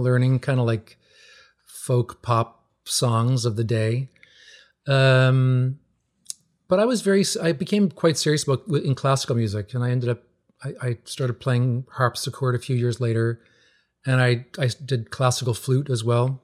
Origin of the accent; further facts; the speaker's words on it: Newfoundland and Labrador, Canada; moved away as an adult; also born or lived in Ontario; now in New England, United States; growing up in Newfoundland